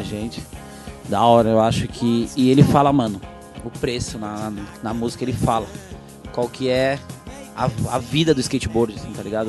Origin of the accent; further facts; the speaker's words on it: São Paulo, Brazil; na minha comunidade, que é a Vila Prudente